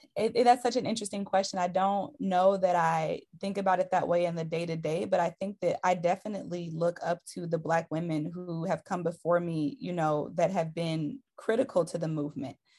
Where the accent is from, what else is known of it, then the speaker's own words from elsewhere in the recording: Detroit, Michigan, United States; I'm originally from Detroit, Michigan.